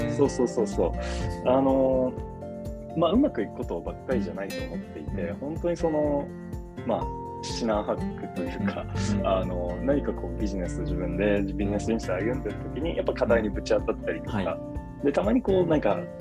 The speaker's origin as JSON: {"language": "Japanese", "region": "Tottori", "country": "Japan", "tie": "born or raised there", "also_born_or_lived": "Shimane", "moved": "as an adult", "lives_now": "Tokyo, Japan", "said": "僕はあの出身鳥取"}